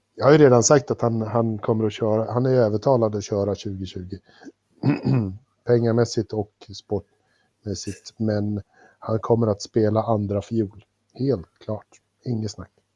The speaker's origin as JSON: {"language": "Swedish", "country": "Sweden"}